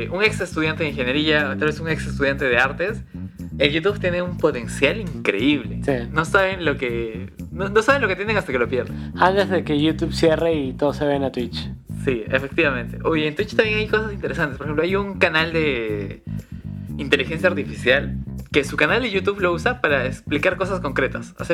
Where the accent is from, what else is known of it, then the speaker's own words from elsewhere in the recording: Cusco, Peru; Soy de Cusco. Soy de Cusco. Sí.